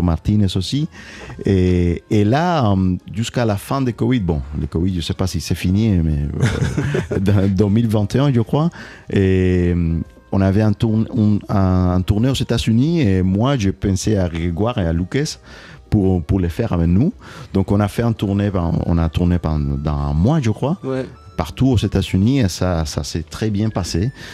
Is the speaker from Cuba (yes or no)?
yes; Cuba; now in Toulouse, France; quand je pense à Cuba, c'est, de l'extérieur, donc euh, euh, je la vois loin, même si elle est toujours là avec moi partout